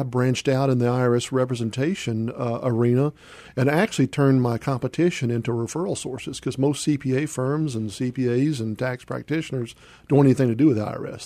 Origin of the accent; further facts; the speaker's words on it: Memphis, Tennessee, United States; also born or lived in Charleston, South Carolina; I grew up out in Whitehaven